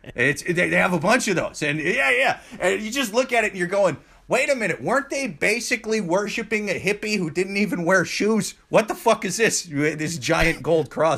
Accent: Midwest, United States; I'm from the Midwest

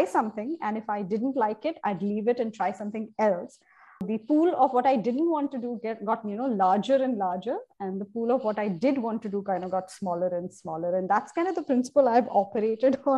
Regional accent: Kerala, India; now in Mumbai, India; I was born and brought up in Kerala

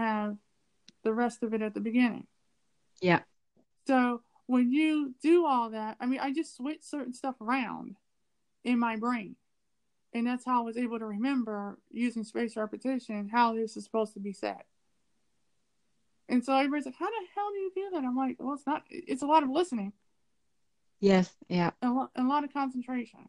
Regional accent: United States; I'm from America

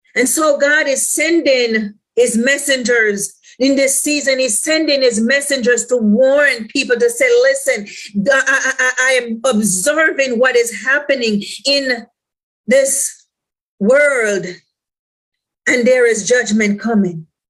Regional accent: Jamaica; I'm from the islands, I'm Jamaican, right?

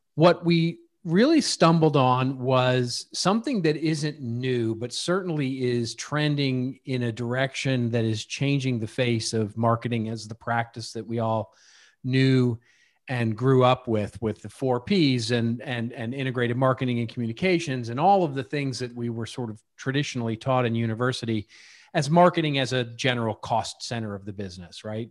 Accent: Dallas, Texas, United States; now in Hidden Hills, United States; I grew up in Dallas

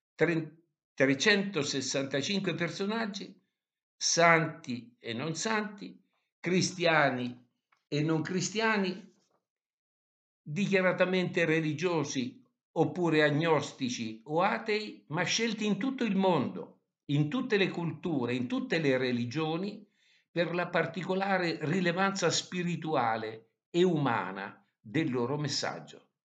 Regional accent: Todi, Umbria, Italy; a Todi, che è la sua, ma anche la mia città natale

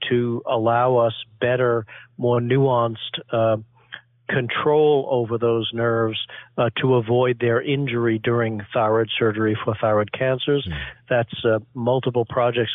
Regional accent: New York City, New York, United States; moved away as an adult; now in Boston, United States; I grew up in Flushing, Queens in New York

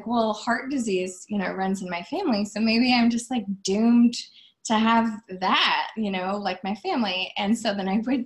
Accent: Iowa, United States; moved away as an adult; also born or lived in New York City; I was originally from Iowa. So I moved from tiny town Iowa to Times Square, New York City.

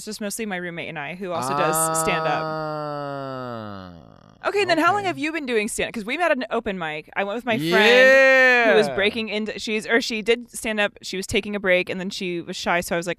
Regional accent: Washington, United States; born there; also born or lived in Oregon / Ohio / San Diego; I grew up all over. I was born up in Washington State.

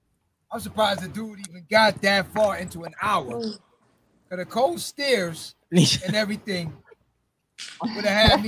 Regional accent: Jamaica; I'm from Jamaica.

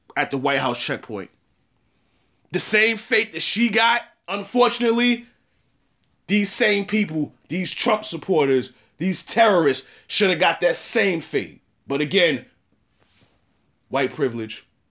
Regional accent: United States; I'm an American and I'm African American

